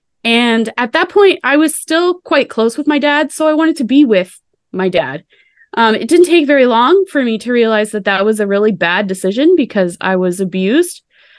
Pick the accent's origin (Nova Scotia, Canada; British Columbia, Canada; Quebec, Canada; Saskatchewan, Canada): Nova Scotia, Canada; Annapolis Valley; I was born and raised in the Annapolis Valley of Nova Scotia.